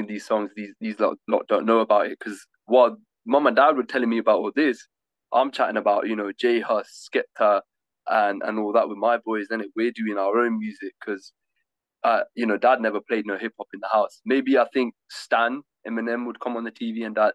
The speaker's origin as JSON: {"language": "English", "town": "Leamington Spa", "region": "West Midlands", "country": "United Kingdom", "tie": "born or raised there", "moved": "as an adult", "lives_now": "London, United Kingdom", "said": "I'm from Leamington"}